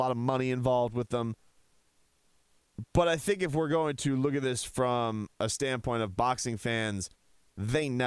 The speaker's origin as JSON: {"language": "English", "country": "United States"}